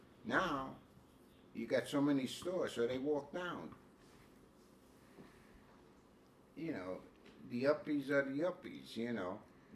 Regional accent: United States; No, I'm American.

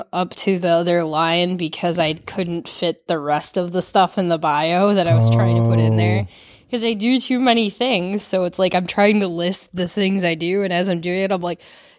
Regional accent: Farmington, Michigan, United States; I did. I grew up in Michigan.

